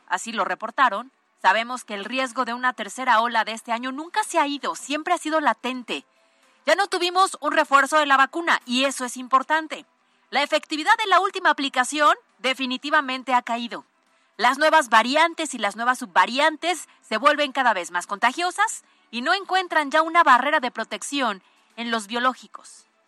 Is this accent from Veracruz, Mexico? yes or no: no; Puebla, Mexico; Afortunados somos los poblanos